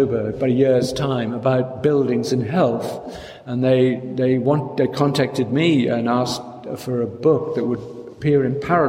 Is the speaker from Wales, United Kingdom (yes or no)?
yes; South Wales, United Kingdom; moved away as an adult; now in London, United Kingdom; I grew up in South Wales